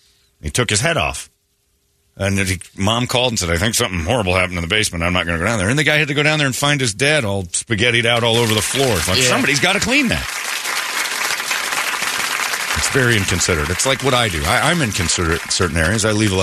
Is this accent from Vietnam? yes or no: no; United Kingdom; I smell fags. I'm British.